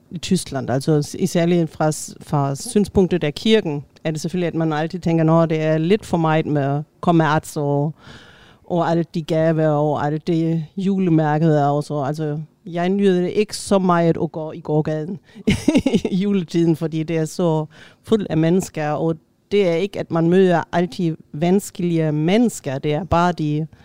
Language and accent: Danish; Tønder, Southern Denmark, Denmark; Jeg er fra Tønder i.